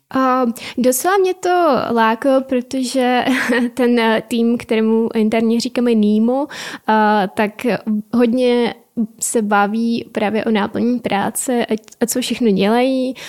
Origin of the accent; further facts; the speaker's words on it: Donbas, Ukraine; Czech is a second language; moved away as an adult; now in Czech Republic; narodila jsem se na Ukrajině a jsem, jsem přijela na vysokou školu před eh, teď už sedmi lety.